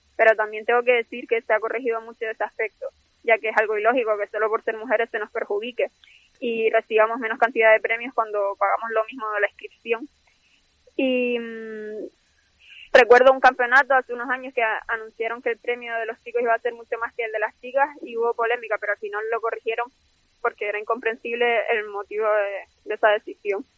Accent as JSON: {"language": "Spanish", "region": "Canary Islands", "country": "Spain", "said": "siendo de Canarias"}